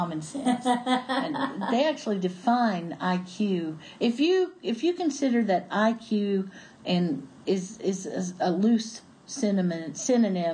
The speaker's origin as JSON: {"language": "English", "region": "Appalachia", "country": "United States", "said": "I really am that Appalachian girl"}